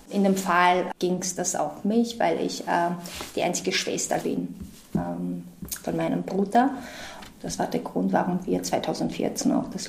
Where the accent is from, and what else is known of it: Georgia; born or raised there; German is a second language; moved away as an adult; also born or lived in Austria